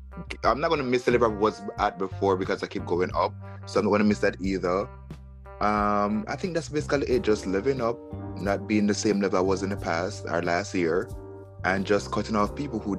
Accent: Jamaica; also born or lived in Kingston, Jamaica / Miami, United States; now in New York, United States; I'm literally a country boy from Jamaica. I'm literally from the country. I was born in Kingston, as which everybody else born in Kingston, because that's where everybody went to go give birth. I grew up in Kingston until I was five or four years old.

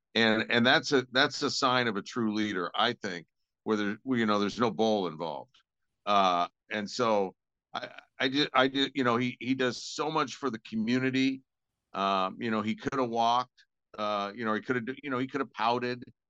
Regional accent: Spokane, Washington, United States; I grew up in Spokane

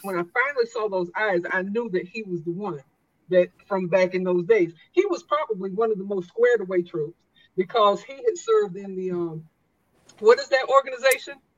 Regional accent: South Carolina, United States; moved away as an adult; I grew up in South Carolina

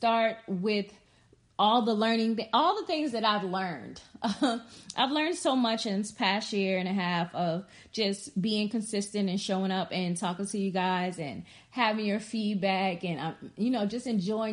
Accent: Charleston, South Carolina, United States; Charleston, South Carolina, because that's where I was born at, and I am from South Carolina

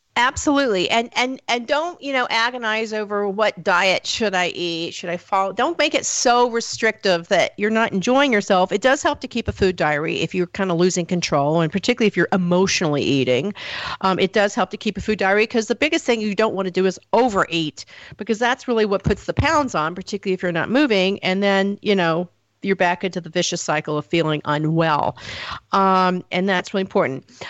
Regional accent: the South, United States; I come from the South

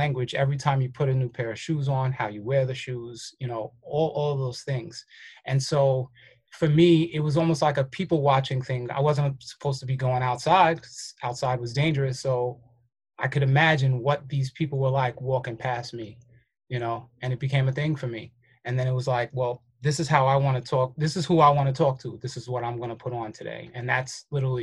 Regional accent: New York City, New York, United States; also born or lived in Fort Greene, Brooklyn; I'm actually from Crown Heights, but I was born in Fort Greene

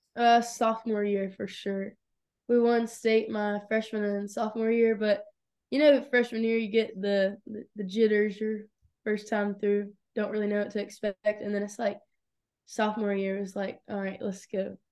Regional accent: Locust Grove, Georgia, United States; I was born in Lucas Grove, Georgia. It's, like, our south of Atlanta

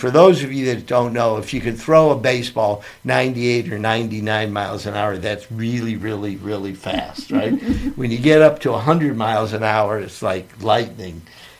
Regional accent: Cleveland, Ohio, United States; moved away; I was born and raised in Cleveland.

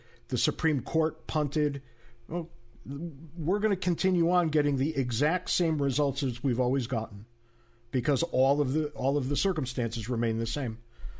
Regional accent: Connecticut, United States; because even where I grew up in Connecticut all those years ago

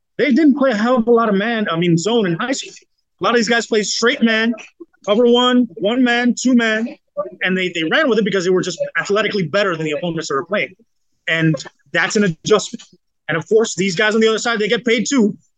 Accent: Miami, Florida, United States; I'm from Miami. I'm South Florida.

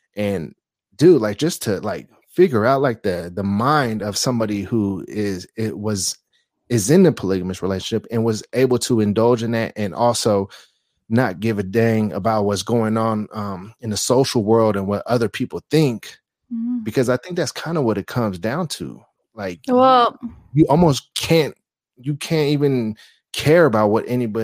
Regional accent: Bay Area, California, United States; moved away as an adult; now in Las Vegas, United States; I am from the Bay Area

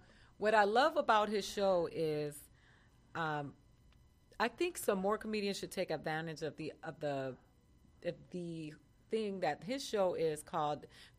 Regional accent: Boston, Massachusetts, United States; born there; I was born in Boston.

